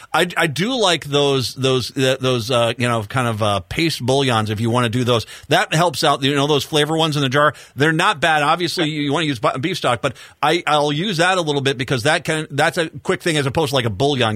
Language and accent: English; Rhode Island, United States; I got a little bit of that Italian influence in me when I grew up in Rhode Island.